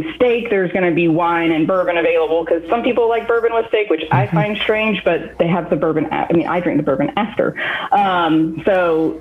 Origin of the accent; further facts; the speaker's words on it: Black Mountain, North Carolina, United States; also born or lived in Birmingham, Alabama / Raleigh, North Carolina; I am originally from Black Mountain, North Carolina